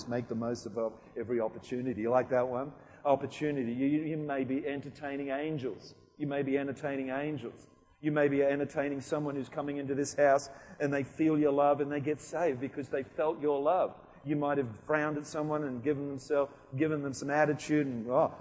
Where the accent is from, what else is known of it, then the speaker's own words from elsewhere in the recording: United Kingdom; moved away; I come from England, Wales